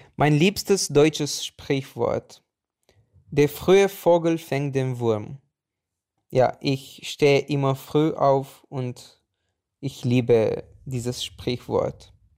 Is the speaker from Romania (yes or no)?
yes; Bucharest, Romania; German is a second language; Ich komme aus Bukarest, Rumänien.